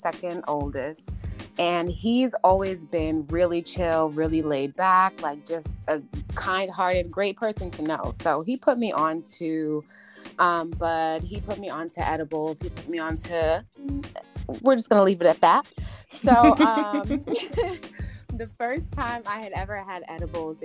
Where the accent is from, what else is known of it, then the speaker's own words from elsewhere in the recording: New York, United States; moved away as an adult; now in Georgia, United States; I'm from New York, the best state of all the 50 states